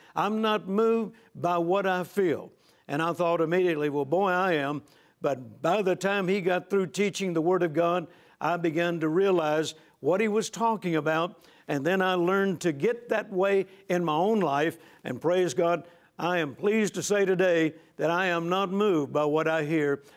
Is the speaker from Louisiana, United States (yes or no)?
yes; Shreveport, Louisiana, United States; hometown of Shreveport, Louisiana